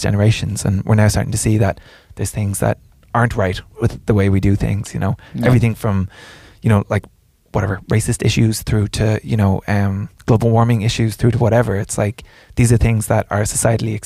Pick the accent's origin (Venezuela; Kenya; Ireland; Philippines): Ireland; growing up in Ireland